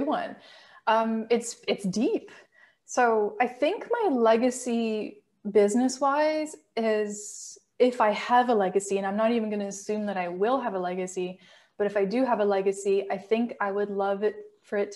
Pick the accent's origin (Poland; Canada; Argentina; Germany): Canada; my favorite part about being Canadian